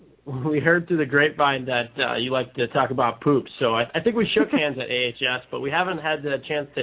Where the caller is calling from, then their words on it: Lansing, Michigan, United States; Yes, I'm calling from Lansing, Michigan.